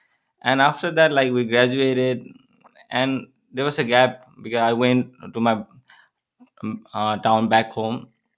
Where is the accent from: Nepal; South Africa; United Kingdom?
Nepal; Dharan, Koshi Province; English is a second language; now in Edwardsville, United States; So I'm from Nepal. So I grew up in the eastern part of Nepal. So the name of my town is Dharan. It's a beautiful city.